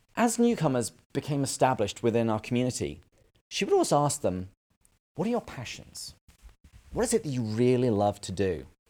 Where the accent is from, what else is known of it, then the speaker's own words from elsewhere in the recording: England, United Kingdom; moved away as an adult; now in United States; I am originally from England, but I moved to the States about ten years ago now.